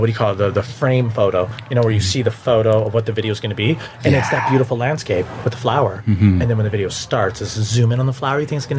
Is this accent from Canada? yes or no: yes; Timmins, Ontario, Canada; Timmins. North of Timmins.